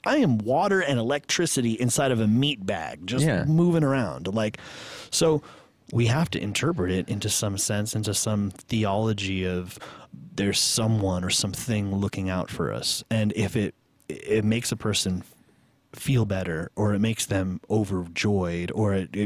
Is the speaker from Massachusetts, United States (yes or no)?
no; New York, United States; I grew up in New York, very religious